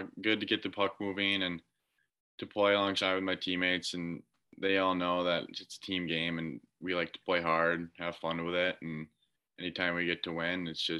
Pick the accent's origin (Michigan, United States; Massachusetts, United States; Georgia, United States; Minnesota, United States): Minnesota, United States; as a Minnesota guy, I think playing hockey, it's that and you watch the Gophers.